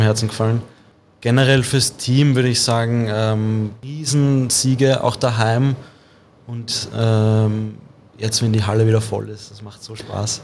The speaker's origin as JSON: {"language": "German", "region": "Vienna", "country": "Austria", "also_born_or_lived": "St. Pölten", "said": "ich bin aus Wien"}